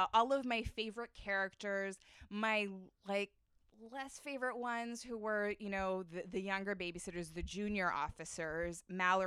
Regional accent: Winnipeg, Manitoba, Canada; one of my oldest, dearest friends, Ellen, who I grew up with in Winnipeg

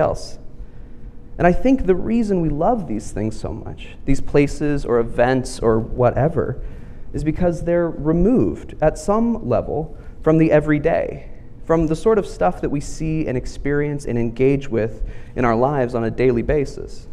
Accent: right outside DC, Virginia, United States; moved away as an adult; also born or lived in Central Texas / Houston, Texas; now in Texas, United States; Virginia Theological Seminary, which is right outside DC and is actually where I grew up and where my parents still live.

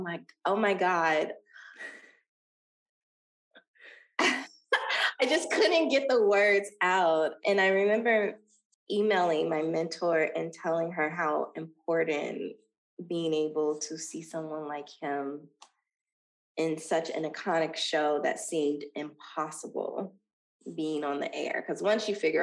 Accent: Dayton, Ohio, United States; moved away as an adult; now in Los Angeles, United States; Dayton, Ohio is building a humongous film studio in my hometown.

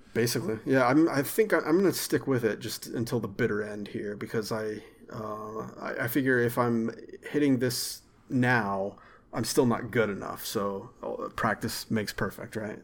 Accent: Arkansas, United States; also born or lived in Texas / central Texas; I was born in Texas, but I'm from Arkansas. But I spent a lot of years in central Texas, too

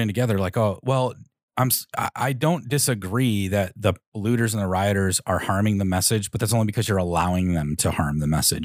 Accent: Chicago, Illinois, United States; we're all from the Chicagoland area

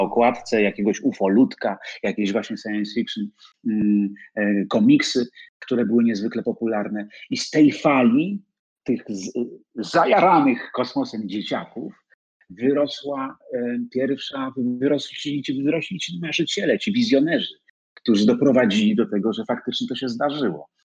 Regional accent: Poland; jestem z Polski, że przyjechałem z Warszawy

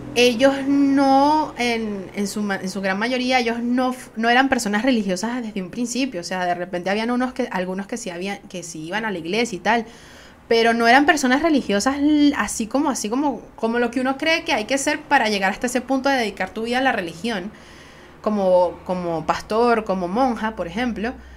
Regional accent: Venezuela; soy venezolana

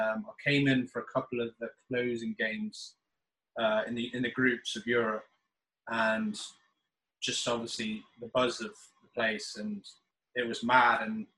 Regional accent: United States; born there; also born or lived in England; although obviously people keep me stick being English, but actually I was born in America, so I don't even know what I am, to be honest.

